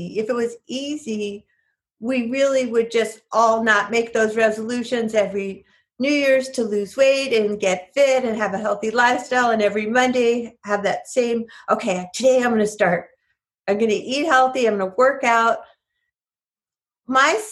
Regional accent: New York, United States; moved away; I'm from New York originally

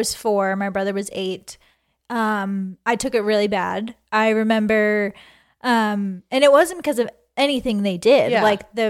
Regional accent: Peabody, Massachusetts, United States; Peabody, Massachusetts. I born and raised there, I don't know, kindergarten. Kindergarten, elementary school, middle school, high school.

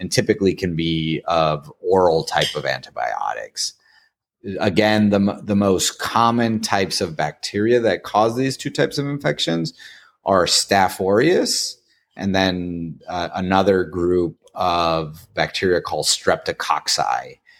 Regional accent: Tijuana, Baja California, Mexico; moved away as an adult; now in United States; I'm actually from Tijuana, Mexico

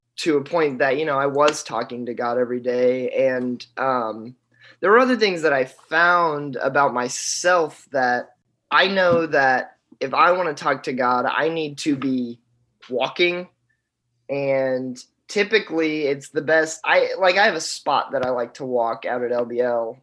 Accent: Boonville, Indiana, United States; moved away as an adult; also born or lived in Murray, Kentucky; I'm from Indiana, Boonville, Indiana.

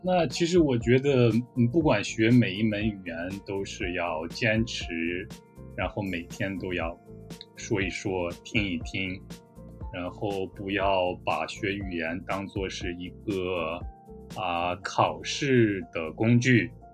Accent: Taiyuan, Shanxi, China; moved away as an adult; now in South Korea; 我出生在中国的山西省太原市

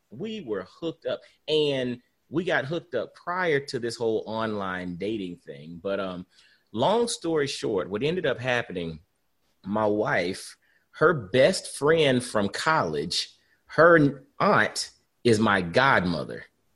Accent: Augusta, Georgia, United States; moved away as an adult; also born or lived in Atlanta, Georgia / Knoxville, Tennessee; And so I'm originally from Augusta, Georgia.

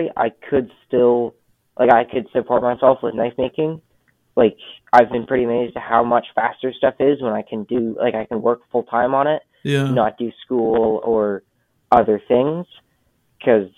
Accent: Canada; being Canadian

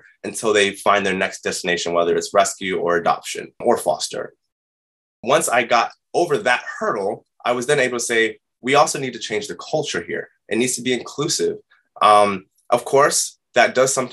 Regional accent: New York City, New York, United States; growing up in New York City

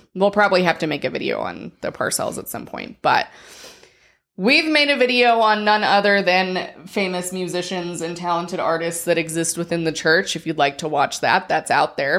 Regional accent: Colorado, United States; moved away; we, we grew up in Colorado and when we lived there, the temple was pretty far still.

